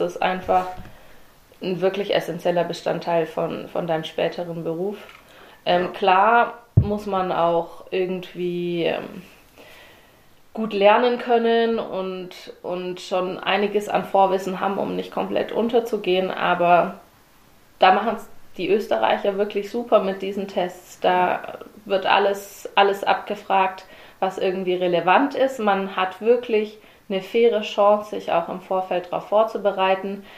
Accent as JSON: {"language": "German", "town": "Herrenberg", "region": "Baden-Württemberg", "country": "Germany", "tie": "born or raised there", "also_born_or_lived": "Darmstadt, Hesse", "moved": "as an adult", "lives_now": "Stuttgart, Germany", "said": "seither bin ich Herrenbergerin, ging es in Kindergarten"}